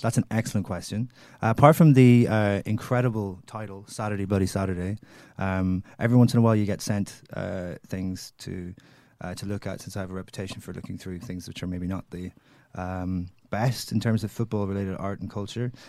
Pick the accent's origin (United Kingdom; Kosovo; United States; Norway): United Kingdom; Derry, Northern Ireland; I come from Derry